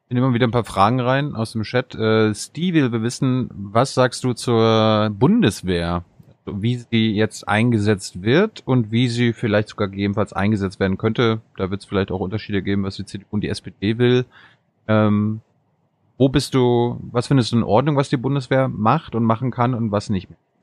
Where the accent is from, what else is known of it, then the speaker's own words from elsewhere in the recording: Mecklenburg-Vorpommern, Germany; in meiner Heimat in MacPom